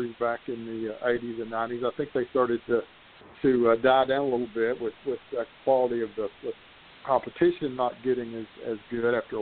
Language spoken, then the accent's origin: English; Harlan County, Kentucky, United States; when growing up, there were five high schools in Harlan County